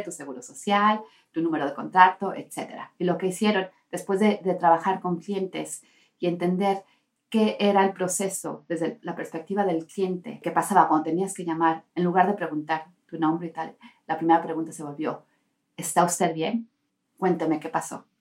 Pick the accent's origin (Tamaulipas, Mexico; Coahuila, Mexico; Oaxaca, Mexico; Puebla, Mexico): Puebla, Mexico; Tehuacán; now in Finland; Yo soy de México, de Tehuacán, Puebla.